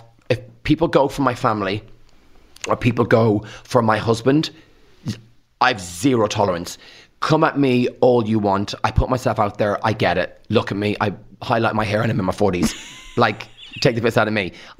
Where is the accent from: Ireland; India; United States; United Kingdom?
Ireland; Rathangan, County Kildare; I say karma because I'm from Rathang and we talk like that. I had elocution lessons back in the day and that's why I talk differently.